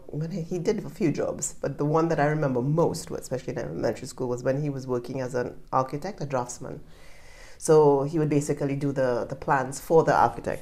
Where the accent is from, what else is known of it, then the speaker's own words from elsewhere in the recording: Trinidad & Tobago; moved away; also born or lived in Canada / Japan; from the Caribbean, I'm from Trinidad, and I'm Canadian as well.